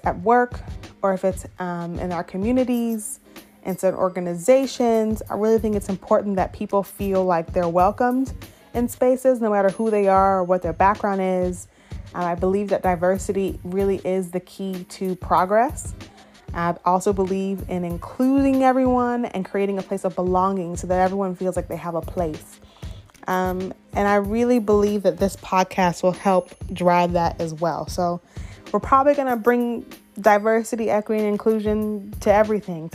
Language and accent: English; suburbs of Atlanta, Gwinnett County, Georgia, United States; moved away as an adult; now in Austin, United States; I grew up in the suburbs of Atlanta in Gwinnett County